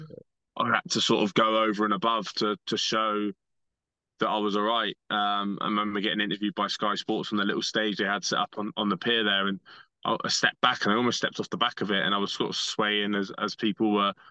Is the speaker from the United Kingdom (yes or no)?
yes; Bournemouth, South West England, United Kingdom; my hometown